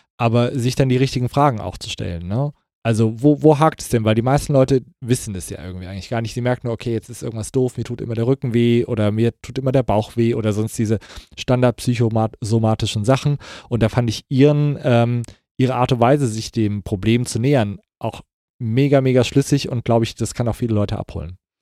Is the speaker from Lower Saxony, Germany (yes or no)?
no; Kassel, Hesse, Germany; moved away; in Kassel, wo ich herkomme, sagt man, es wird sich uswiesen